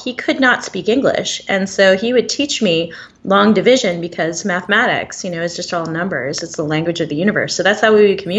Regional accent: Arlington, Massachusetts, United States; also born or lived in Boston; Born and raised in Boston. So I was born in Boston itself and raised in a town called Arlington, Massachusetts. But the reason I ended up there was because my mom was a native Pacific Islander among the Chamorro people

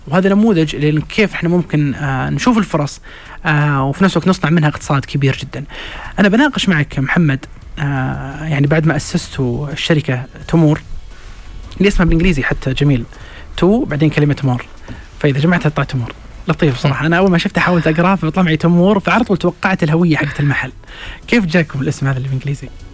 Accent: Saudi Arabia; بالنسبة لنا إحنا كسعوديين

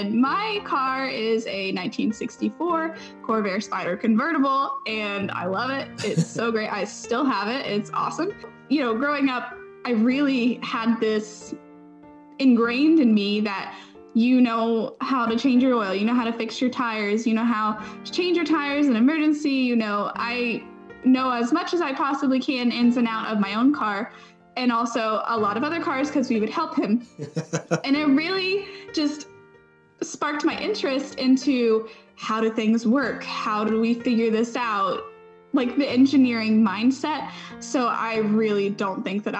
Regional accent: Ashland, Kentucky, United States; moved away as an adult; now in Huntsville, United States; I'm from Ashland, Kentucky. Really tiny town in like the northeastern part of Kentucky.

